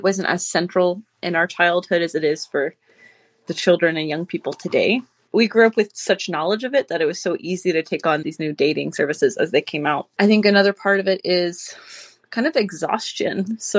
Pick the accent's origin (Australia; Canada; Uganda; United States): United States; At least as an American, I feel very tired.